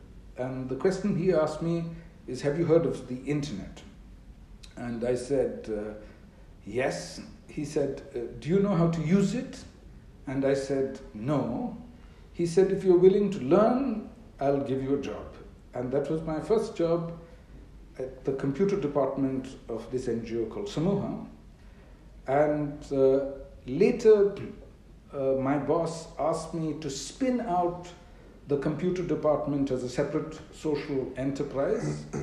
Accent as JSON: {"language": "English", "town": "Bangalore", "region": "Karnataka", "country": "India", "tie": "born or raised there", "said": "So I come from Bangalore. That is perhaps the most accurate way of describing me. I've spent all my 45 years living out of one city in the south of India."}